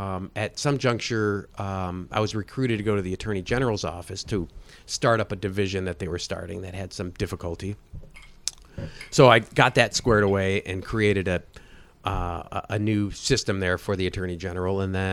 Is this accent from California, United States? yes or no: no; Cleveland, Ohio, United States; Cleveland, Ohio.